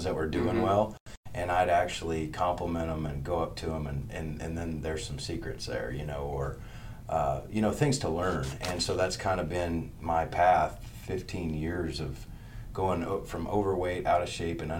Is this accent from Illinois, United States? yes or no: yes; Pike County, Illinois, United States; moved away as an adult; now in Springfield, United States; I grew up in Pike County, so small town west over the Twin Eagle Bridges